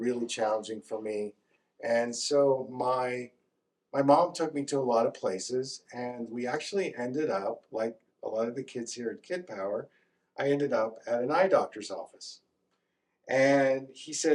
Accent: Northeast, United States; moved away; I grew up in the Northeast

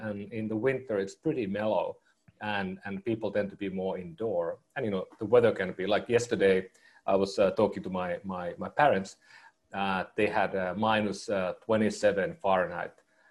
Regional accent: Finland; moved away as an adult; now in United States; I was born in northern Finland, up in a small town called Oulu. And it's actually just about 100 miles south of Arctic Circle.

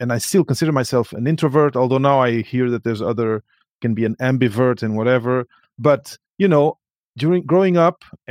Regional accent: Portugal; English is a second language; moved away; coming from Portugal, not being a first language, you know, my mother tongue is not English

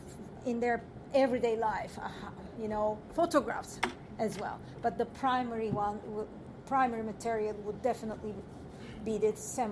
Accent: Ankara, Turkey; moved away; I will be in Ankara, my hometown

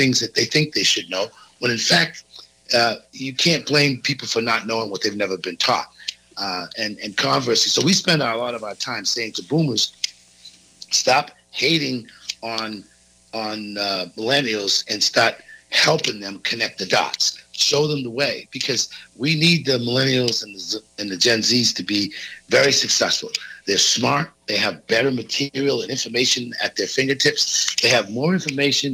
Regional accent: South Shore of Massachusetts, United States; I grew up on the South Shore of Massachusetts

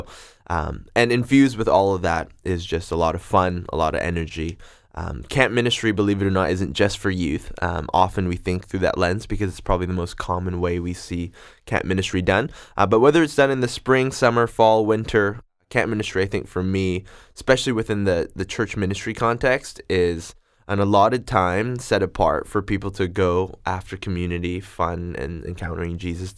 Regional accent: South Korea; now in Vancouver, Canada; And then we ended up doing 2 weeks in Korea. That's where I'm from. And in case you can tell my accent, we did a Korean wedding too.

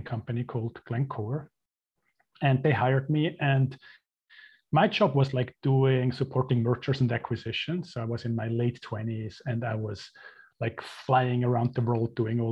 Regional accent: Switzerland; moved away as an adult; also born or lived in Mexico; I was born and raised in Switzerland into a very traditional Catholic family

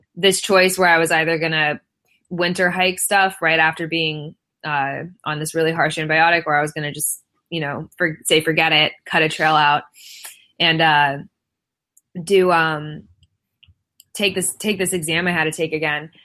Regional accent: Florida, United States; moved away; also born or lived in California; I'm born and mostly raised in Florida.

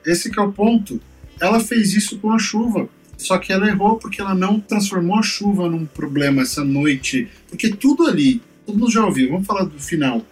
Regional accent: São Paulo, Brazil; eu sou da Zona Leste de São Paulo, eu cresci com enchente.

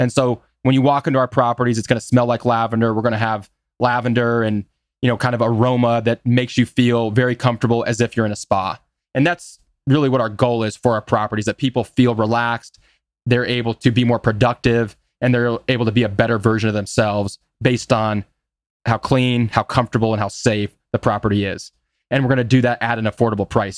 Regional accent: Des Moines, Iowa, United States; I'm from Des Moines, as we've talked about, which is just a small midtown city

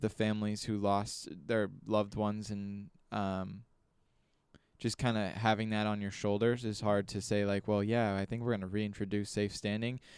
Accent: United States; I'm an American

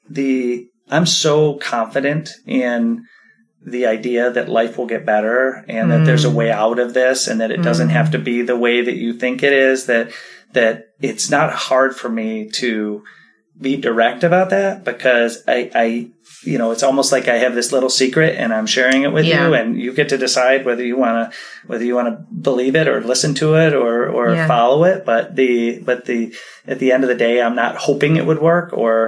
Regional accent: Midwest, United States; also born or lived in California / Hawaii / Portland / East Coast; I'm a Midwest guy. I grew up in the Midwest, but I think I've lived around.

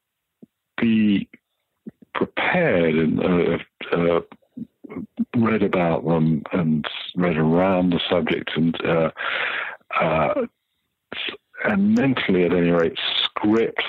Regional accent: United Kingdom; I'm British

